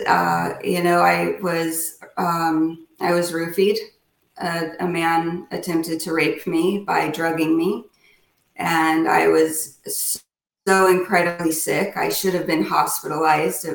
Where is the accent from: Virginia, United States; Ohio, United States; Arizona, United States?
Arizona, United States; Chino Valley; moved away as an adult; also born or lived in Phoenix, Arizona / Southwest US; now in Winston-Salem, United States; I was from Chino Valley, Arizona, which is a very small town.